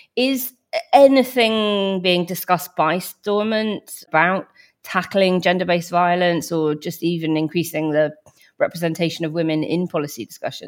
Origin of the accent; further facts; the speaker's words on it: Northern Ireland, United Kingdom; I grew up in Northern Ireland during the late nineties.